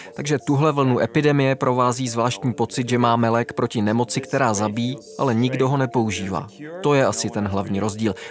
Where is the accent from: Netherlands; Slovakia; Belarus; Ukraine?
Netherlands; now in Russia; v Holandsku, odkud pocházím